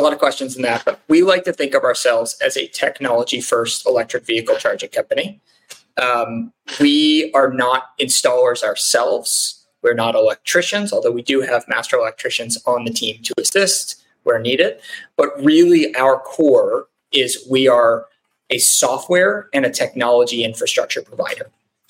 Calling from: Dallas, Texas, United States; I'm calling in from Dallas, Texas.

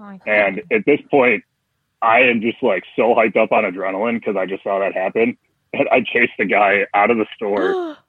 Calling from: Buffalo, New York, United States; Bright and sunny, tropical Buffalo, New York.

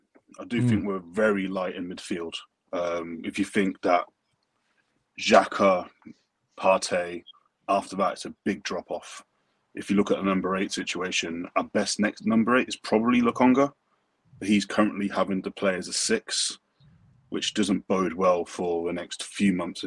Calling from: London, United Kingdom; Yeah. Jamaican colours. South London.

